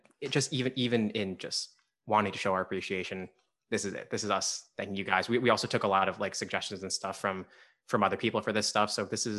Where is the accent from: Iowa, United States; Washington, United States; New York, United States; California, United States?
New York, United States; Westchester; We're from Westchester.